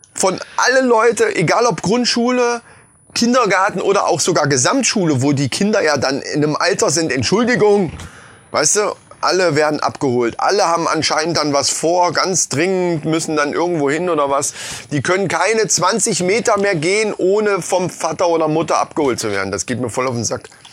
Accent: Lohfelden, Hesse, Germany; ich bin in Lofelden groß geworden

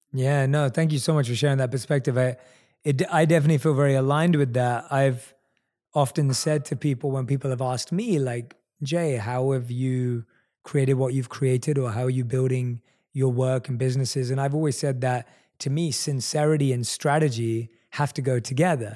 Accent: London, United Kingdom; one of few Indian people in my entire area that I grew up with in London

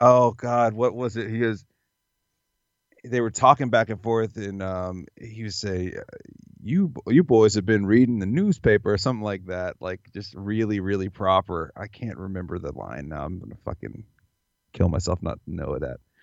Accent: the South, United States; growing up in the South

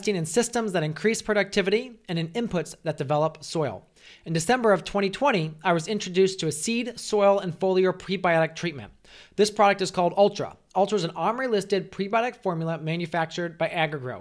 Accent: United States; as an American culture

